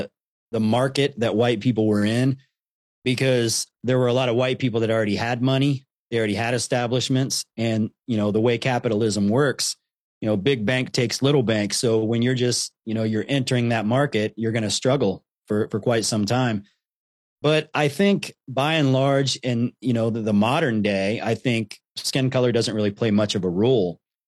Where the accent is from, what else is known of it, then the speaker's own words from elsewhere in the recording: Columbus, Ohio, United States; growing up in Columbus, Ohio, it's a very mixed city. I grew up with a lot of friends, you know, of all different cultures and ethnicities.